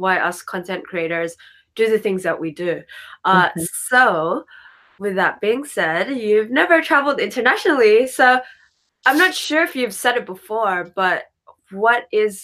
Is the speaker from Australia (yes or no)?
no; Philippines; also born or lived in Japan; I'm fully Filipino